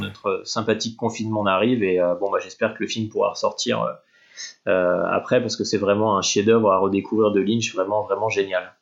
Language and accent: French; France; en tant que Français